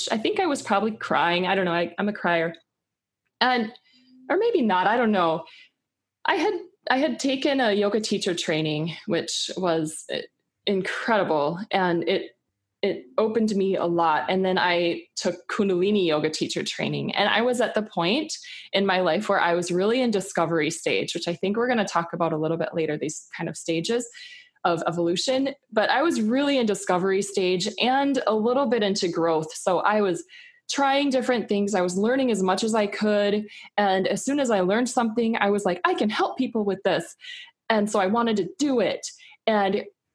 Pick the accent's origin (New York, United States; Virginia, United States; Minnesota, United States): Minnesota, United States; I grew up in the Midwest in Minnesota